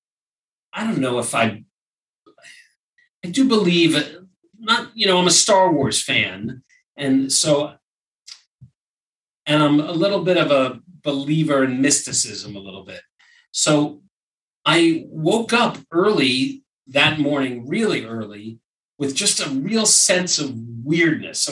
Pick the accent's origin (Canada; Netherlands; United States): United States; New York; moved away as an adult; also born or lived in Brooklyn; now in Los Angeles, United States; I'm from New York originally, and I moved to LA in 2000